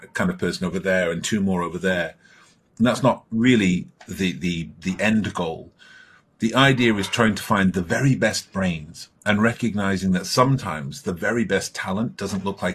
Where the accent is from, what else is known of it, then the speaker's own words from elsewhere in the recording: Stockport, North West England, United Kingdom; I grew up in Stockport, which is in the north of England.